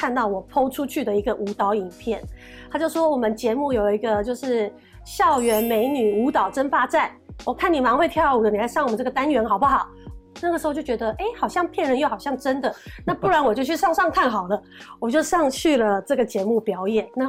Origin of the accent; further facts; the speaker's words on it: Kaohsiung, Taiwan; 然后南很健康，很健康南部，因为我是高雄人，我是南部小孩，我就很爱吃